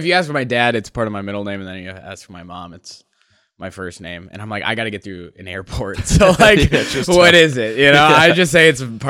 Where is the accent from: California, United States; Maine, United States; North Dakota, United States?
North Dakota, United States; also born or lived in Minnesota; I was from Minnesota, but I say I'm from North Dakota because that's where I did high school